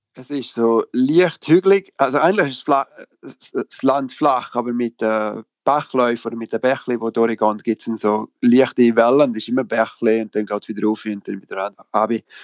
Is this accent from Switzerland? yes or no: yes; Switzerland; moved away as an adult; now in England; als Schweizer